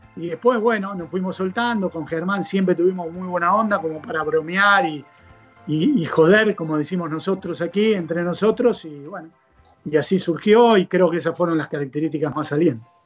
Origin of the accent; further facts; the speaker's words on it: Buenos Aires, Argentina; soy argentino, soy nacido aquí en Buenos Aires, hace ya 45 años